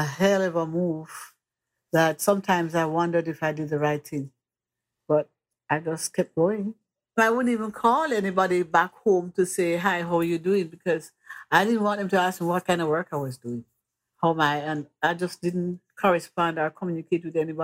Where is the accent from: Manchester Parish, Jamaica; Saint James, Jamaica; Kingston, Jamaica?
Manchester Parish, Jamaica; Mandeville; moved away as an adult; now in New York, United States; I'm from Mandeville, Jamaica, West Indies